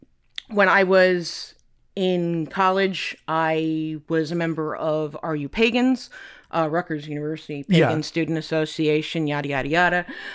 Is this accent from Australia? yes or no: no; Ireland; I concentrated primarily on the Celtic pantheon because I'm Irish